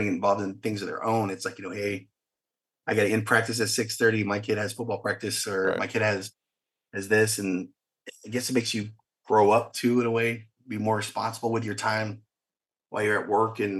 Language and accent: English; Fredericksburg, Texas, United States; also born or lived in Blanco, Texas; I grew up in a small town of Blanco and Fredericksburg